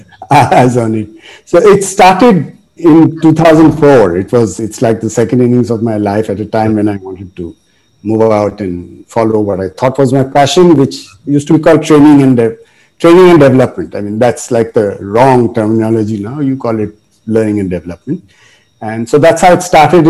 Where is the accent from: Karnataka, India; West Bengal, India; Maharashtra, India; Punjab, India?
West Bengal, India; Kolkata; I was born in Kolkata, and all of my education was in the missionary schools